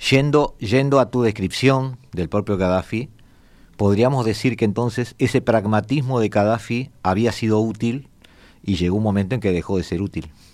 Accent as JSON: {"language": "Spanish", "country": "Uruguay", "said": "yo soy uruguayo"}